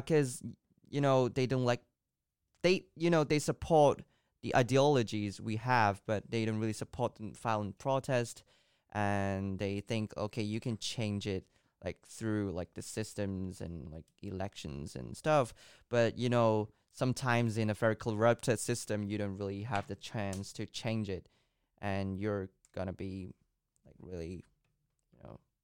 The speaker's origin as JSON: {"language": "English", "country": "Hong Kong", "tie": "born or raised there", "first_language": "Cantonese", "second_language": "English", "said": "I was born and raised in Hong Kong"}